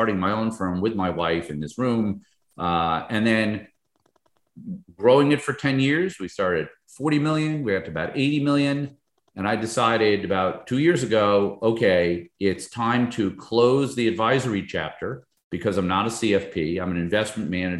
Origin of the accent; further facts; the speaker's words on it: Northern New Jersey, United States; moved away as an adult; also born or lived in Albany, New York; now in Fort Lauderdale area, United States; grew up in Northern New Jersey near Manhattan